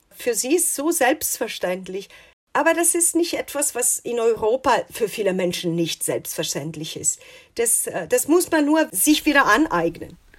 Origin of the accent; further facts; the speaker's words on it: Italy; now in United States; als Italienerin